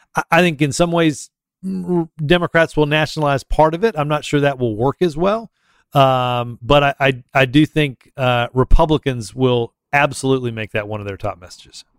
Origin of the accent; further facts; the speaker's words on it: Auburn, Alabama, United States; I'm from Auburn